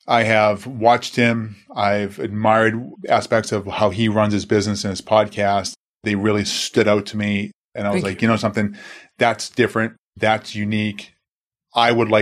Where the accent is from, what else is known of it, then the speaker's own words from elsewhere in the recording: Boston, Massachusetts, United States; growing up in Boston, growing up Christian Italian household, Italian Irish for that matter